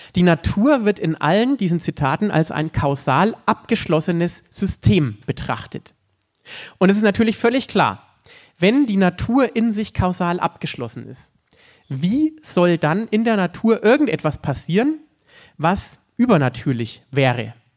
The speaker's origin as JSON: {"language": "German", "area": "Upper Franconia", "region": "Bavaria", "country": "Germany", "said": "in Oberfranken, da wo ich herkomme"}